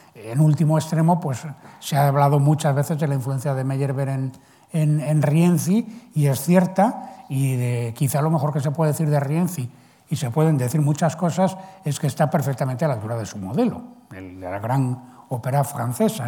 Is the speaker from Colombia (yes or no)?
no; Spain